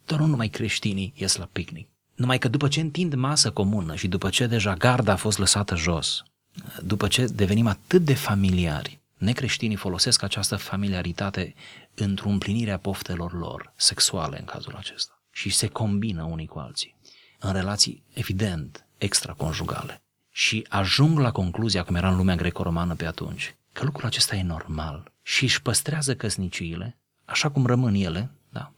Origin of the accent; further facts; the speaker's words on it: Romania; noi doi suntem români